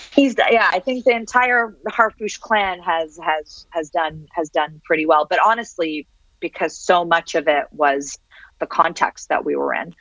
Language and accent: English; Toronto, Ontario, Canada; English is a second language; moved away as an adult; also born or lived in Syria / Switzerland / United States / France; I love Toronto. I love growing up in Toronto. I love growing up in Canada